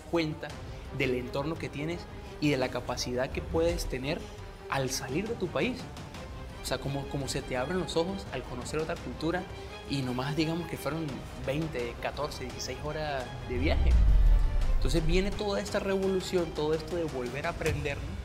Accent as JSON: {"language": "Spanish", "country": "Venezuela", "moved": "as an adult", "lives_now": "Mexico", "said": "soy venezolano en, un país mexicano."}